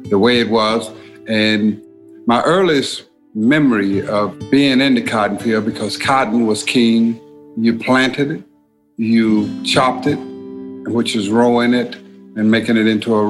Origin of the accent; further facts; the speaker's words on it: Silver City, Mississippi, United States; I was born in 1949 in Silver City, Mississippi